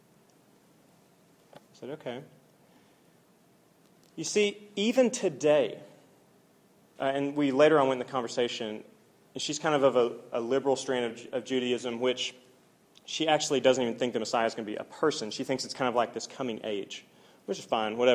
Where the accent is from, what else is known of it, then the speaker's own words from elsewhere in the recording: Oklahoma, United States; I'm from Oklahoma